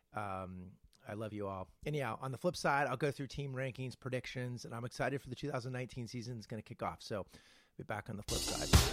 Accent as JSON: {"language": "English", "region": "California", "country": "United States", "said": "I'm a Californian"}